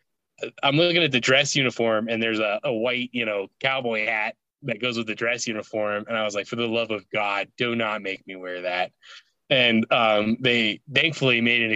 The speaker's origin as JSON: {"language": "English", "region": "Alaska", "country": "United States", "tie": "born or raised there", "moved": "yes", "said": "where I grew up in Alaska, during the summer, the sun does not set."}